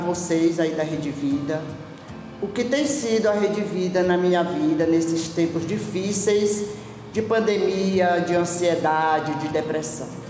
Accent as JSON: {"language": "Portuguese", "town": "Brejo", "region": "Maranhão", "country": "Brazil", "said": "sou maranhense da cidade de Brejo"}